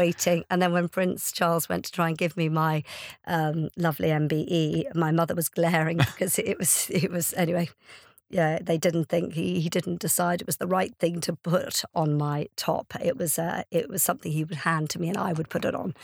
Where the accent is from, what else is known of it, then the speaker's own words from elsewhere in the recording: Ireland; now in United Kingdom; I'm Irish